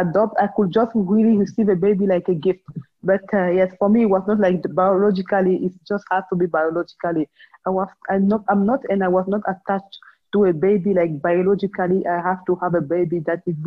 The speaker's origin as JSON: {"language": "English", "country": "Cameroon", "said": "I'm from Cameroon and I'm currently teleworking also from home"}